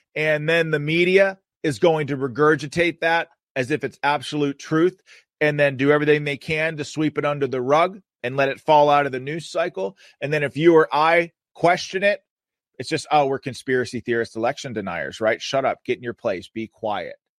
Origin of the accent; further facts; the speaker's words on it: Pennsylvania, United States; in Pennsylvania, in my home state, the Commonwealth of Pennsylvania